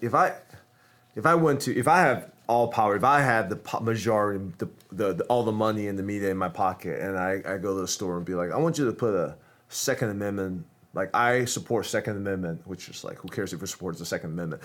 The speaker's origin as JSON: {"language": "English", "country": "United States", "said": "I'm American"}